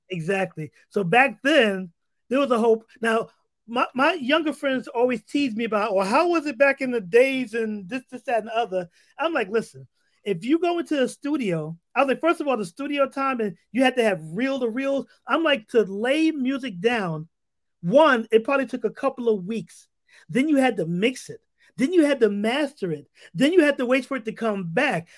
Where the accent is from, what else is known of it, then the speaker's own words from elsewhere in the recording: New York City, New York, United States; also born or lived in Harlem; growing up in the Bronx during the seventies, the Yankees was the team